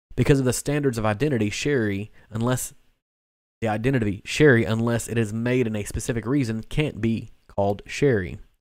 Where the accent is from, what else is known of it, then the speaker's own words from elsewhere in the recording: Kentucky, United States; growing up in Kentucky